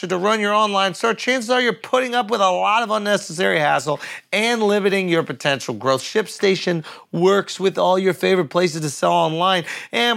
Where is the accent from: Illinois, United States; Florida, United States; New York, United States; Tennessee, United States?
New York, United States; I'm a New Yorker through and through